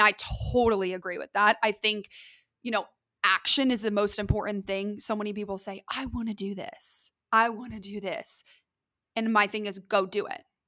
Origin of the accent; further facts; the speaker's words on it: Columbus, Ohio, United States; moved away as an adult; also born or lived in Lexington, Kentucky; now in Dallas, United States; I am from Columbus, Ohio, originally. I was born and raised there